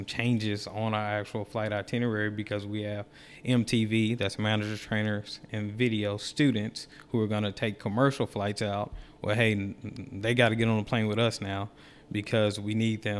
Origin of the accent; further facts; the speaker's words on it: Dallas-Fort Worth area, Texas, United States; now in Gainesville, United States; I'm from the Dallas-Fort Worth area